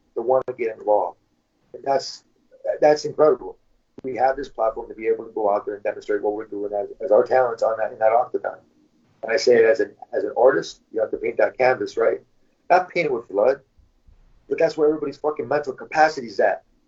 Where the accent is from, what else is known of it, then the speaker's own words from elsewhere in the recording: Michigan, United States; moved away as an adult; now in California, United States; since I moved to California. I'm from Michigan, California